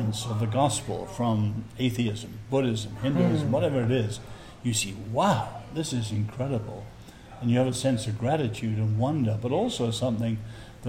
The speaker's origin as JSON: {"language": "English", "region": "England", "country": "United Kingdom", "said": "as an Englishman"}